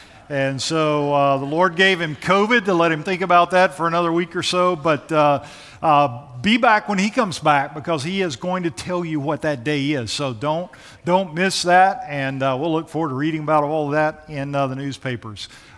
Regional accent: Georgia, United States; also born or lived in Nashville, United States; I'm originally from Georgia and the Gwinnett County area.

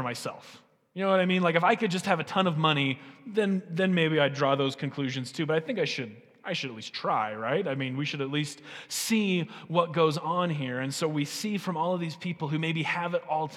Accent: United States; As American and American Christians

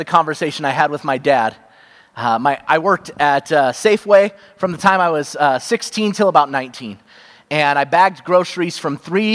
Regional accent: Cupertino, California, United States; I grew up in Cupertino, California

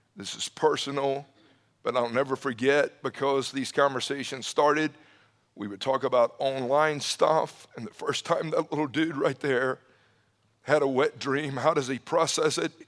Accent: Atlanta, Georgia, United States; growing up in the Atlanta area, uh, back in the seventies, I graduated high school in nineteen eighty

